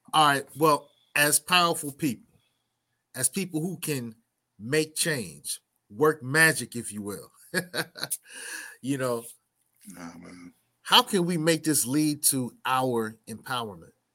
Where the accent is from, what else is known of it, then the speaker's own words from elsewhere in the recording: New York City, New York, United States; I'm from Brooklyn